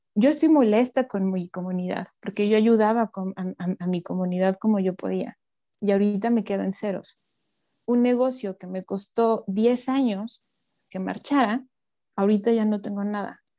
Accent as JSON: {"language": "Spanish", "country": "Mexico", "said": "como mexicanos"}